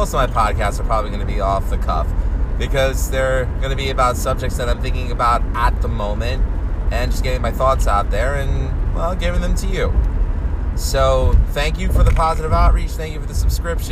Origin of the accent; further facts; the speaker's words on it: New York City, New York, United States; I grew up in Queens